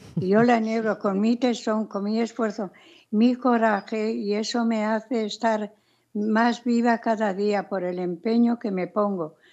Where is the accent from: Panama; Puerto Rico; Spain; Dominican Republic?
Spain; also born or lived in Los Angeles; el asau de mi tierra